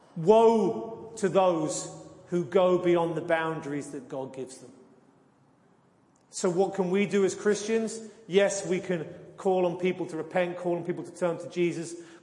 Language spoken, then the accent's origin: English; near Leeds Castle, South East England, United Kingdom; moved away; I come from England, and a mile from where I used to live as the crow flies was a place called Leeds Castle